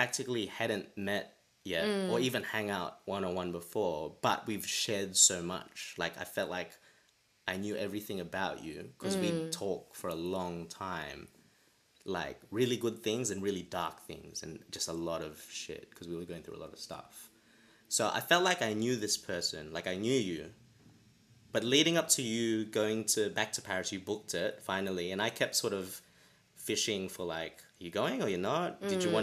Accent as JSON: {"language": "English", "country": "Australia", "moved": "as an adult", "lives_now": "London, United Kingdom", "said": "I'm Australian, and now I'm living in London"}